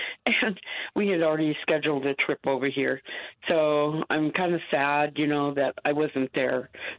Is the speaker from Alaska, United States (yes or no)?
yes; Sitka, Alaska, United States; now in Las Vegas, United States; I'm in Las Vegas, but I'm originally from Sitka, Alaska.